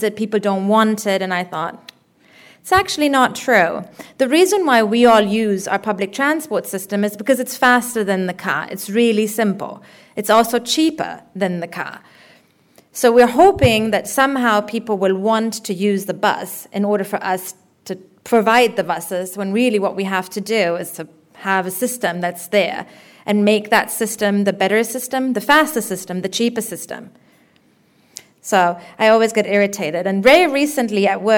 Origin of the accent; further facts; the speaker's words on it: Germany; moved away as an adult; also born or lived in Berlin / Dunedin; now in New Zealand; As a person who grew up in Germany, but who's originally from the global south